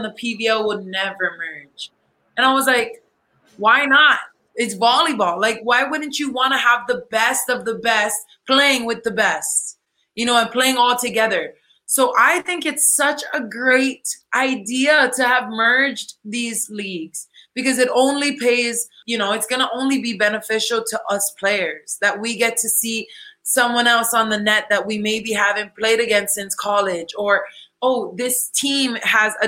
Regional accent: Hawaii, United States; now in Puerto Rico; my hometown in Hawaii

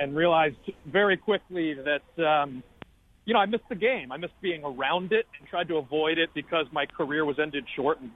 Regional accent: Westport, Connecticut, United States; moved away as an adult; I ended up in the town that I grew up in. It's up streets of Westport, Connecticut

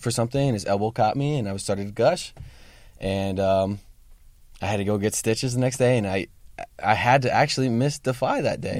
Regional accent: Sacramento, California, United States; I'm actually from Sacramento

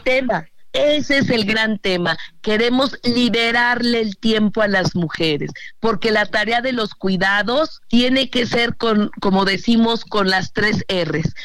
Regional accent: Mexico City, Mexico; Yo soy orgullosa chilanga

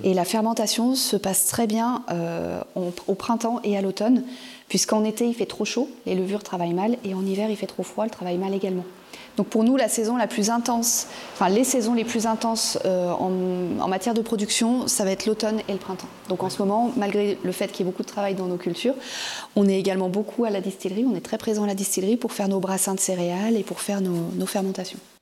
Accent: Auvergne-Rhône-Alpes, France; moved away as an adult; now in Cap Sizun, France; nous on est originaire de Rhône-Alpes

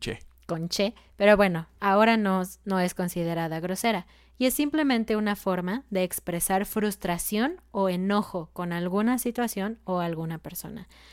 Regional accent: Mexico; en México decimos guacarear

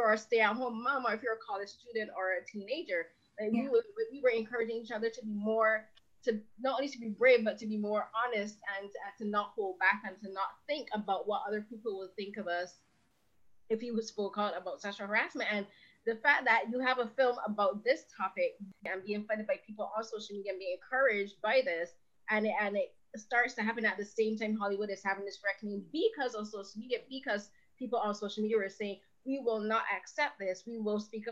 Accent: Barbados; I'm from Barbados

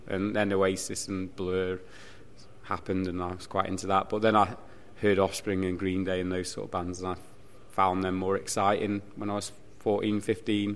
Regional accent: Stafford, West Midlands, United Kingdom; also born or lived in Stoke-on-Trent; now in Manchester, United Kingdom; I used to go Stafford Rangers, see, because I'm from West Midlands originally.

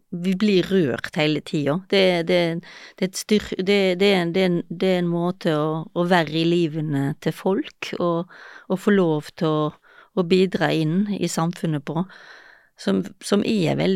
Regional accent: Gaza Strip, Palestine; Ja, jeg kommer fra Gaza, så.

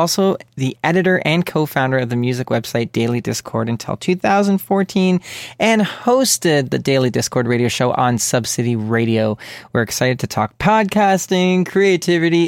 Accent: Canada; from Canada

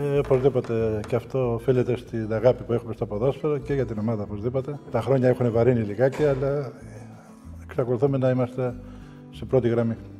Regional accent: 60 km outside Munich, Bavaria, Germany; moved away as an adult; also born or lived in United States; now in Greece; Εγώ μέναμε εκείνο το καιρό κάπου 60 χιλιόμετρα έξω από το Μόναχο. Ναι. Και καθημερινό από μικρό από τη Δευτέρα Δημοτικού έκανα αυτή το διαδρομή 60 χιλιομετρων

